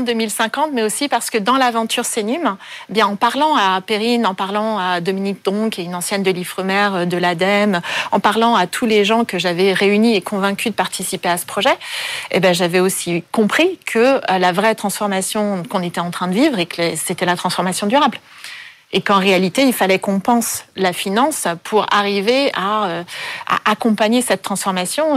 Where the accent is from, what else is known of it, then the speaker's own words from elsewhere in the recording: Paris, Île-de-France, France; also born or lived in Vancouver; je suis née à Paris, j'ai passé la plupart de mon enfance à Paris